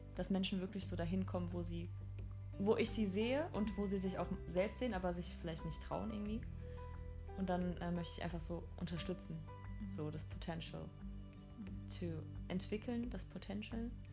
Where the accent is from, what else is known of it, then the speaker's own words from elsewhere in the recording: Mainz, Rhineland-Palatinate, Germany; first language German; komme aus Mainz, ich bin ein Mainzer Mädchen, aus Deutschland.